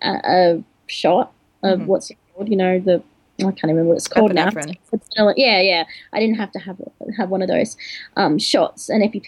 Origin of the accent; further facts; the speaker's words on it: Australia; my parents are foreign, and they came to Australia just before I was born